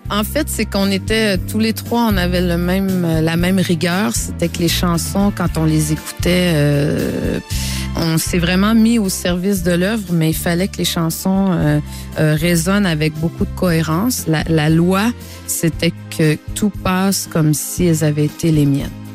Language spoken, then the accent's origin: French; Quebec, Canada; chez moi, au Québec